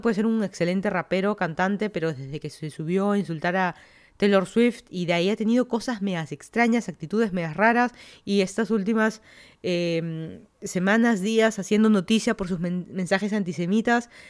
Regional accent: Lima, Peru; moved away as an adult; also born or lived in Florida, United States / Virginia, United States; now in Fairfax County, Virginia, United States; yo soy de Lima, Perú, me mudé a Estados Unidos hace seis años

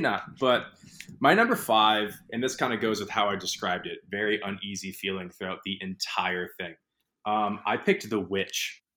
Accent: New England, United States; I'm from New England

